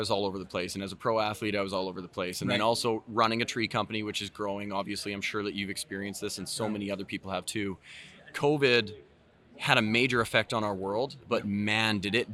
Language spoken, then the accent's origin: English; Southern Alberta, Canada; I built a bike park in my hometown